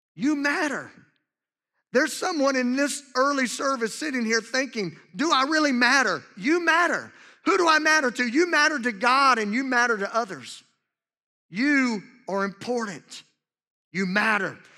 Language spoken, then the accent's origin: English; Louisiana, United States; two of my absolute best friends that I grew up with in, in my hometown in Louisiana